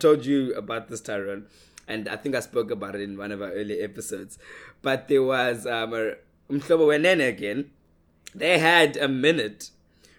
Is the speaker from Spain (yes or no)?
no; East London, Eastern Cape, South Africa; I'm from East London